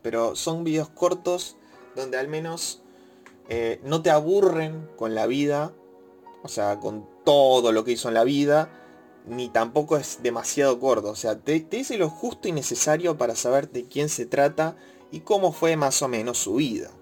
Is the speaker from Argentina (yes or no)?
yes; Argentina; siendo de Argentina